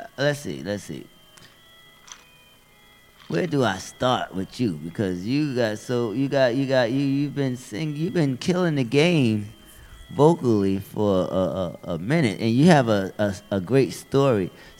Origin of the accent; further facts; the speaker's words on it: Bronx, New York, United States; So listen, I'm from the Bronx too, and I'm just glad to be here.